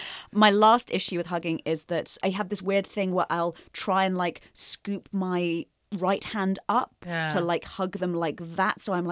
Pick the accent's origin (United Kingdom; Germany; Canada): United Kingdom; now in United States; I've had to learn to like it as a Brit.